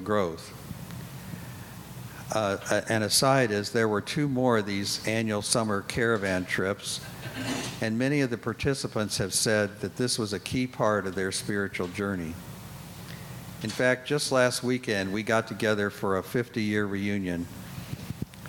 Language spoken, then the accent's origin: English; Indianapolis, Indiana, United States; I was born and raised in Indianapolis